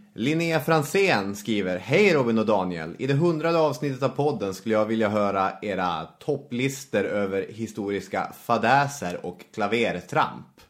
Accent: Arvidsjaur, Norrbotten County, Sweden; moved away; jag växte upp i Arvidsjaur då, en ort i Norrbottens inland.

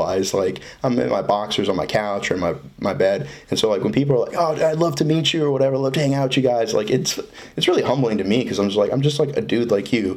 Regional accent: Florida, United States; growing up in Florida

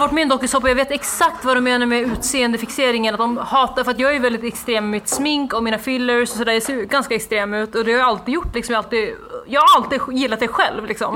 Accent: Norrland, Sweden; min hemstad för det var en liten så här, håla i Norrland

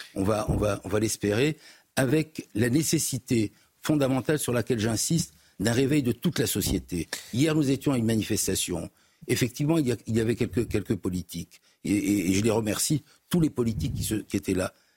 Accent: Morocco; now in France; Je suis originaire du Maroc.

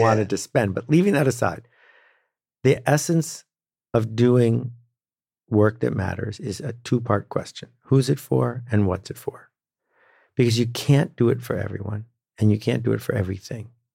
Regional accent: Northern Canada, Canada; I grew up in Northern Canada and became a canoeing instructor when I was sixteen

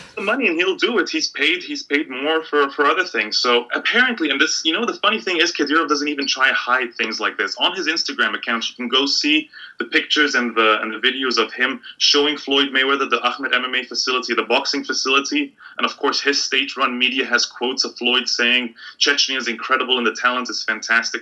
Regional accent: Egypt; moved away; I grew up in a country where I was always I couldn't think of football without thinking of politics

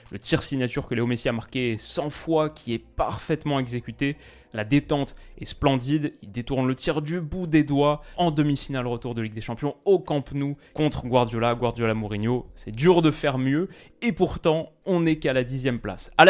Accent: Lyon, Auvergne-Rhône-Alpes, France; Moi, en tant que lyonnais, j'aimerais le mettre dans le top 10

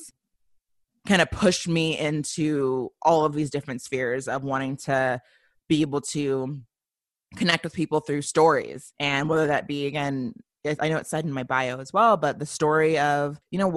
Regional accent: Colorado, United States; also born or lived in Memphis, Tennessee; But for the most part, I really was raised, I think the latter part of my childhood was really based in Colorado.

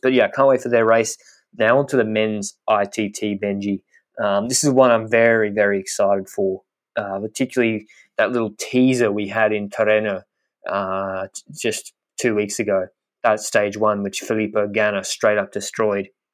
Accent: Australia; as an Australian.

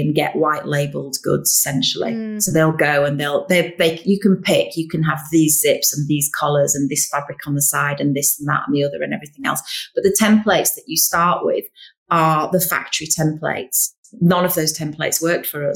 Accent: Yorkshire and the Humber, United Kingdom; we're from Yorkshire

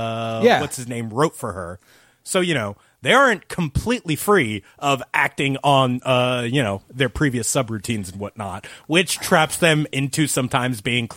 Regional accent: New Jersey, United States; Thank you, I'm from New Jersey.

